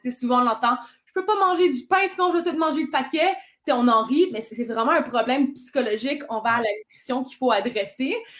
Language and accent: French; Ontario, Canada; je suis franco-ontarienne